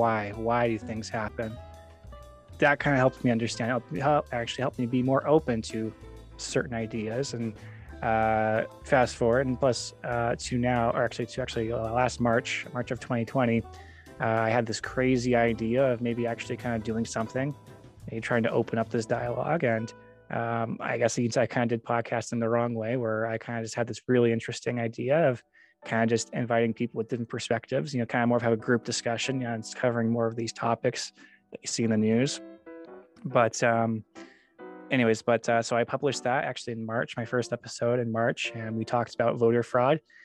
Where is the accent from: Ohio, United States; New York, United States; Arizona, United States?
Arizona, United States; moved away as an adult; also born or lived in Idaho; I grew up in Arizona, but then went to Idaho